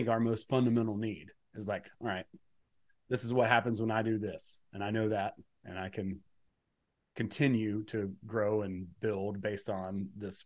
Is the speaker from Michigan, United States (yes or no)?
no; Georgia, United States; I'm from Georgia. I grew up in a rural part of, relatively rural part of the country